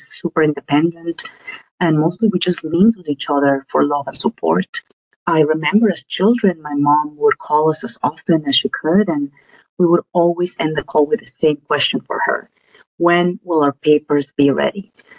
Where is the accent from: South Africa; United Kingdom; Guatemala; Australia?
Guatemala; now in New York, United States; our life in Guatemala was tough. We experienced what many immigrant families go through, which is being separated from their loved ones for several years